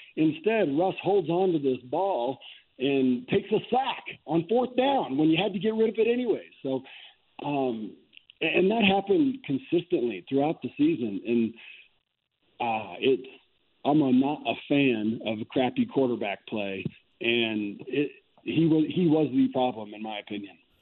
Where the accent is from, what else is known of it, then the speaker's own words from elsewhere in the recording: Fort Morgan, Colorado, United States; growing up in Fort Morgan, I had this big big yard